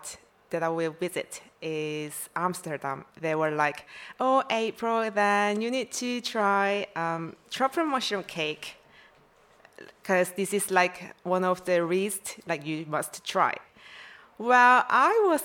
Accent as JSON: {"language": "English", "country": "South Korea", "also_born_or_lived": "Vancouver", "second_language": "English", "moved": "as an adult", "said": "I'm from South Korea."}